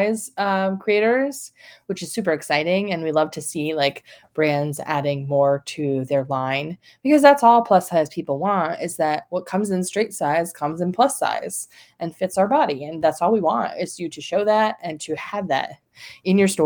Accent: the North, Northern United States, United States; now in North Carolina, United States; I grew up in the North, so it was kind of a different part of the Baptist Convention.

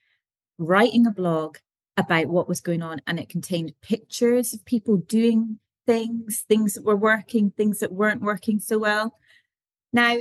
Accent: the Highlands, Scotland, United Kingdom; we are from the Highlands

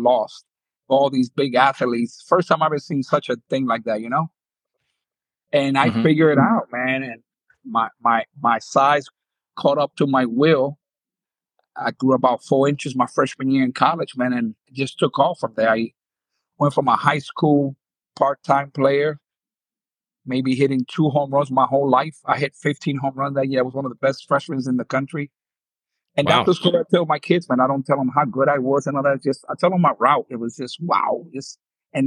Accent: New York City, New York, United States; also born or lived in Dominican Republic / Puerto Rico; I'm from New York City, right? I grew up in New York City.

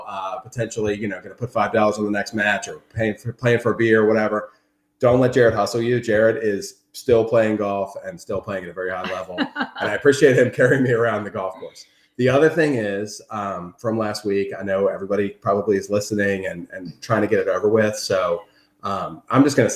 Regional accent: Maryland, United States; also born or lived in Delaware; I was born in Delaware, and we grew up in Maryland area

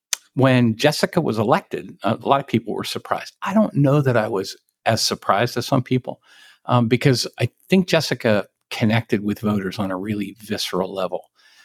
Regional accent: Maryland, United States; she's a liberal Democrat from Prince George's County and I'm a conservative from Western Maryland.

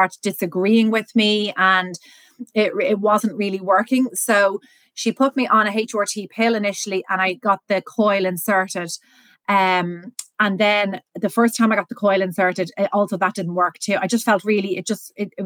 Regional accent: Ireland; also born or lived in Dublin; I'm based in Dublin, born and raised in Ireland.

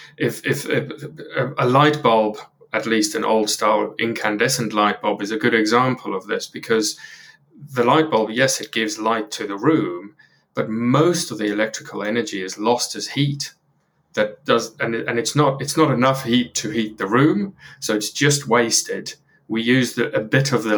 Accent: South Africa; moved away as an adult; now in United Kingdom; I grew up in South Africa, and when I was 18 or so, I ended up coming over to the UK and had no plans to, but ended up staying permanently.

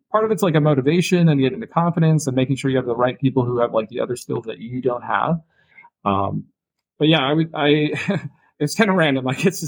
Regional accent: Minnesota, United States; born there; now in San Diego, United States; But I was born in Minnesota. I live in San Diego today. Been in a few different parts of the country

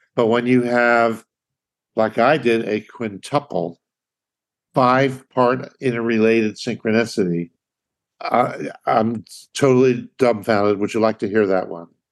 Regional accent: Philadelphia, Pennsylvania, United States; moved away; My having grown up in Philly, Philly being my hometown

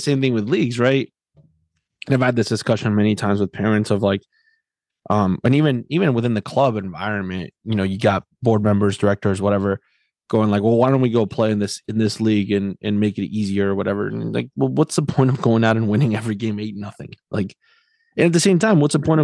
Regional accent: South Florida, United States; moved away as an adult; also born or lived in Tennessee; I grew up in South Florida, then lived shortly in Tennessee, and now I've been in this part of the country for the last 8 years.

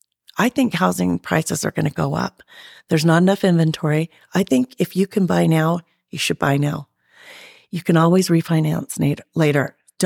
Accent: Sandy, Utah, United States; also born or lived in San Diego, California / Sugar House, Utah; I grew up in kind of Sandy area. I went to Brighton High School.

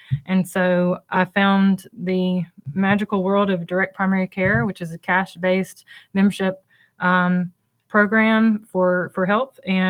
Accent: Hartwell, Georgia, United States; also born or lived in Dahlonega, Georgia / Harrogate, Tennessee / Camp Lejeune, North Carolina / Kings Bay, Georgia; I was born here in Hartwell, born and raised

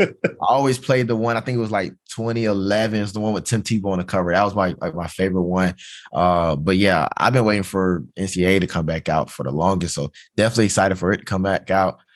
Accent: Georgia, United States; moved away as an adult; I'm from Georgia

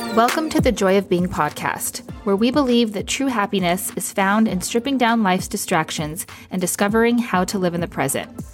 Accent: Santa Fe, New Mexico, United States; born or raised there

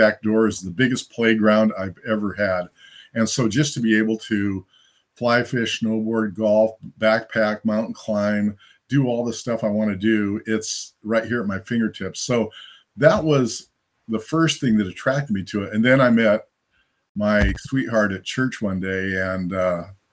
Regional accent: Fontana, California, United States; moved away as an adult; also born or lived in Santa Monica, California; now in Springfield, United States; My family moved to, Santa Monica to Fontana

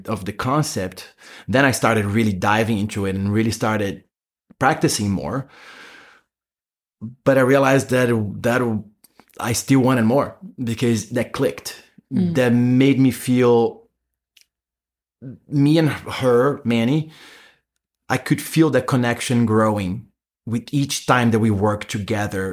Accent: Brazil; moved away; In Brazil, yeah. I'm from Brazil.

